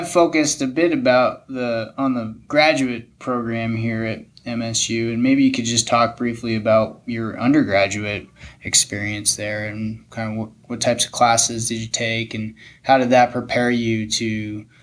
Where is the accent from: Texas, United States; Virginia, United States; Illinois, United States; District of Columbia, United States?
Illinois, United States; Chicago; moved away as an adult; also born or lived in Bozeman, Montana; I grew up outside of Chicago.